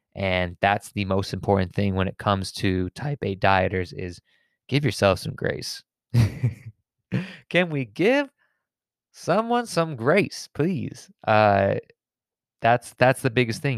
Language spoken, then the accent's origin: English; suburbs of Connecticut, United States; I'm from the suburbs of Connecticut